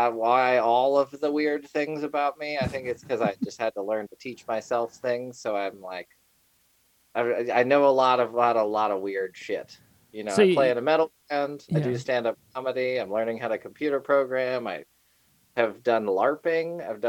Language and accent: English; Asheville, North Carolina, United States; born or raised there; also born or lived in Atlanta, Georgia